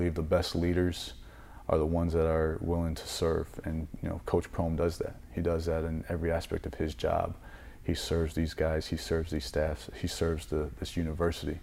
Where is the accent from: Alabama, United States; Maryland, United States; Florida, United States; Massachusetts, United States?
Florida, United States; moved away; I was born in Florida